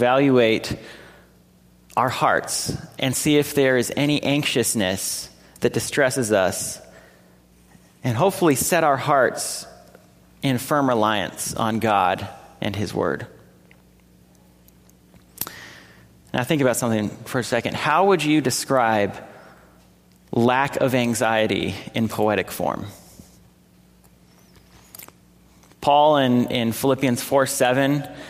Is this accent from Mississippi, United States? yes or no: no; California, United States; my home state of California